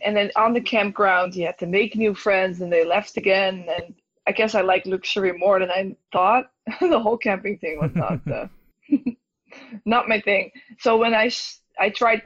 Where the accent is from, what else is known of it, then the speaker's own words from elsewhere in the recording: Netherlands; English is a second language; moved away as an adult; also born or lived in Australia / Toronto, Canada; now in Canada; I'm originally from Holland, in Amsterdam as well, not as large